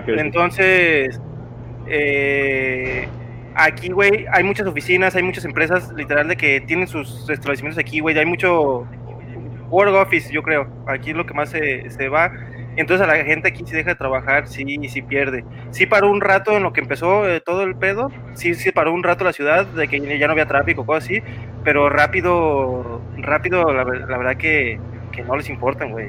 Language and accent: Spanish; Mexico; te das cuenta lo que vale como mexicano